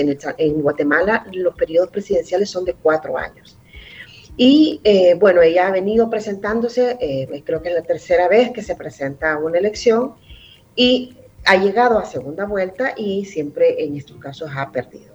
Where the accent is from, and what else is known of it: El Salvador